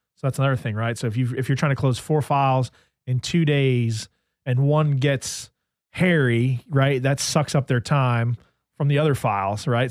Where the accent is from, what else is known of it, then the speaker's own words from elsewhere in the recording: New Jersey, United States; moved away; I grew up in New Jersey